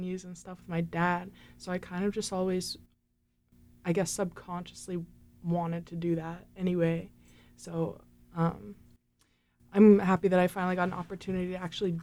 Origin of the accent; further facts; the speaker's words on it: Florida, United States; moved away as an adult; also born or lived in Boone / Miami; now in Raleigh, United States; I'm from Florida